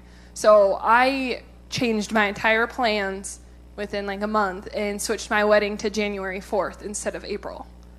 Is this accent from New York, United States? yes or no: no; Montana, United States; I'm from Montana